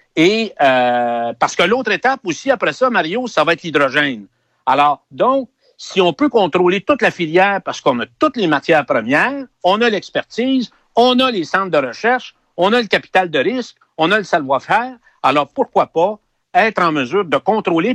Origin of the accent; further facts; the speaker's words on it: Quebec, Canada; les gens de la région, les Québécois, c'était des mineurs.